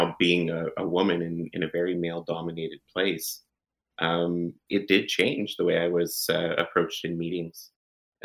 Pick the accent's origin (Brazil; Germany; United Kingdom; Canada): Canada; I'm Canadian